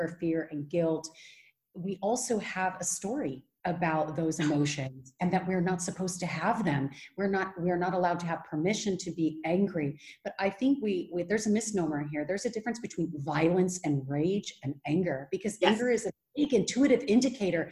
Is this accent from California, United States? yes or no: yes; California, United States; now in Netherlands; I'm originally from California.